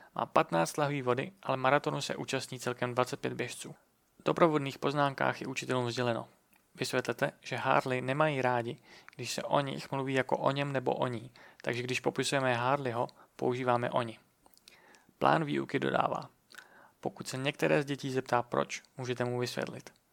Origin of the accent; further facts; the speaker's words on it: Czechia; Jsme Češi a chceme mít český podcast